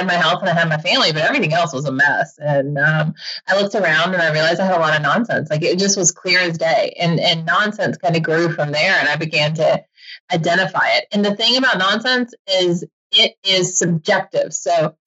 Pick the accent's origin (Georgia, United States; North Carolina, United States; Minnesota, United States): Georgia, United States; I grew up in Georgia